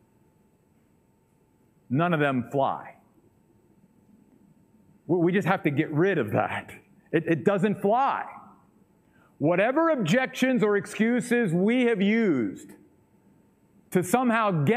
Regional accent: Western Maryland, United States; moved away; the little church that I grew up in back in Western Maryland

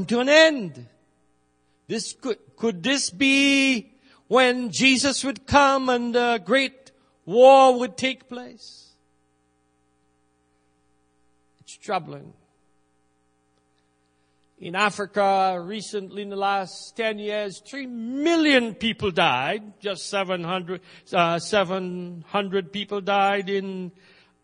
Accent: Trinidad & Tobago; moved away; I grew up in Trinidad, and when I was growing up, we planted rice

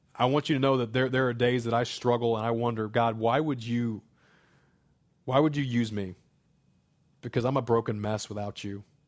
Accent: Springfield, Missouri, United States; moved away as an adult; now in Saint Charles County, United States; I grew up in Springfield, Missouri, as city as that can be

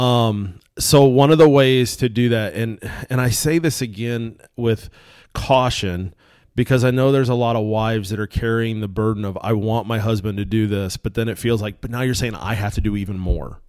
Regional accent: United States; I'm American

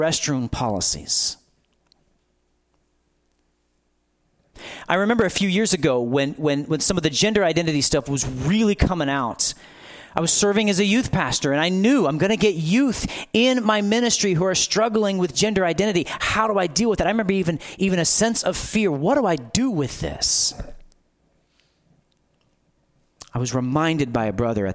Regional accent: United States

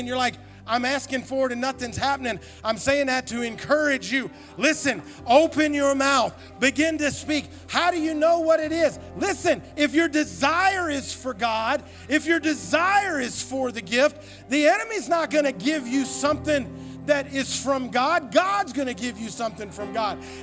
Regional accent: Tennessee, United States; moved away; we went back to my home state of Tennessee

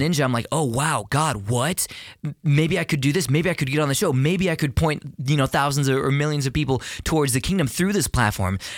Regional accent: Houston, Texas, United States; born or raised there

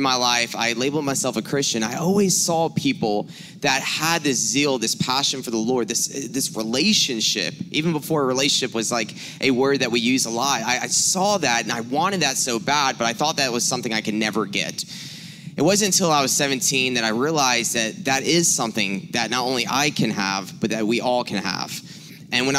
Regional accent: South Carolina, United States; moved away; I'm originally from South Carolina.

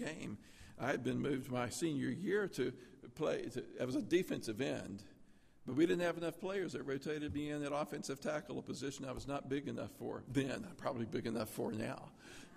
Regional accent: Tennessee, United States; I grew up in Tennessee

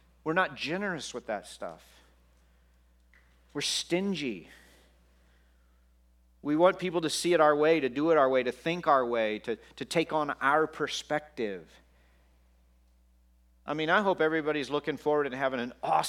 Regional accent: Texas, United States; I grew up in Texas

